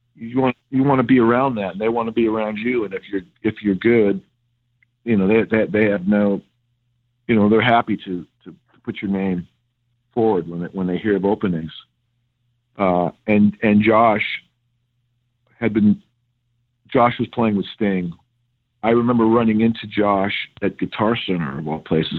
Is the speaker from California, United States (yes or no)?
yes; Bay Area, California, United States; now in Glendale, United States; I grew up in the Bay Area